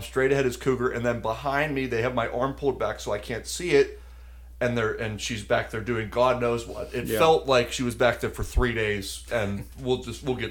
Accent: Pittsburgh, Pennsylvania, United States; Pittsburgh, Pennsylvania.

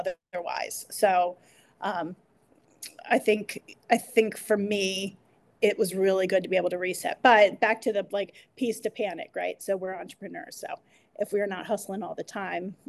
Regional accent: Northern Harford County, Maryland, United States; I grew up in Northern Hartford

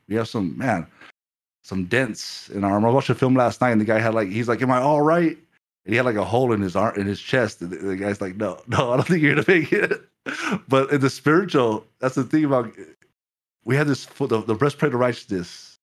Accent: Ireland; when I was growing up in Ireland

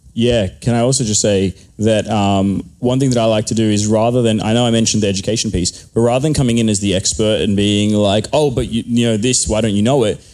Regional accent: Australia; I am from Australia

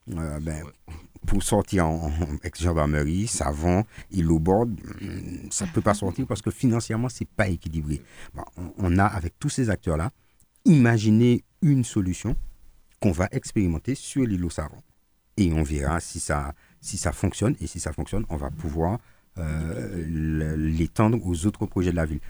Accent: Martinique; on est martiniquais, on n'est pas breton, on n'est pas basque, on n'est pas guadeloupéen, on n'est pas guyanais, on n'est pas réunionnais, on n'est pas parisien, on est martiniquais.

